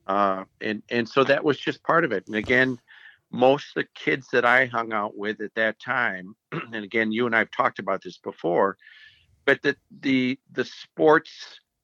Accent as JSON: {"language": "English", "town": "Minneapolis", "region": "Minnesota", "country": "United States", "tie": "born or raised there", "said": "I grew up in the Kenwood area"}